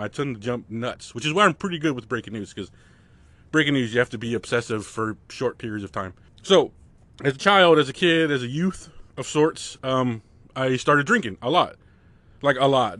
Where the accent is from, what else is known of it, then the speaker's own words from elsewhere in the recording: United States; I grew up right on the California border, which is just pandemonium